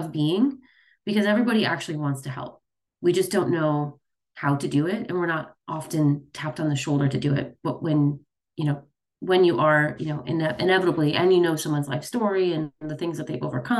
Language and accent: English; Chicago, Illinois, United States; I grew up in the Midwest. I was raised, born and raised in Chicago.